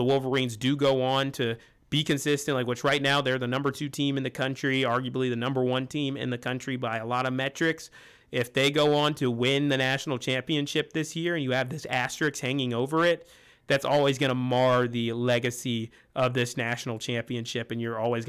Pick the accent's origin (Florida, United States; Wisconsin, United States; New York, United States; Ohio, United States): Ohio, United States; Columbus; I'm from Columbus.